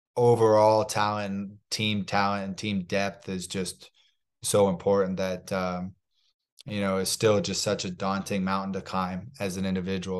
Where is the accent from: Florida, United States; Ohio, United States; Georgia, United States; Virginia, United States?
Florida, United States; Palm Harbor; moved away as an adult; also born or lived in Kansas City, Missouri; when I was two, we moved down to a town called Palm Harbor, Missouri, uh, Palm Harbor, Missouri, Palm Harbor, Florida in the Tampa Bay area. And I was raised uh, raised there